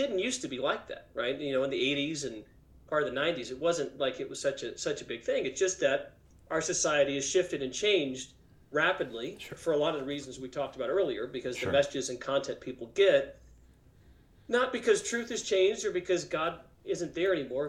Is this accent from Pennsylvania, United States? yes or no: no; Springfield, Missouri, United States; moved away as an adult; also born or lived in Cambridge, Massachusetts / Silicon Valley, California / Johannesburg, South Africa; now in Austin, United States; I grew up in Springfield, Missouri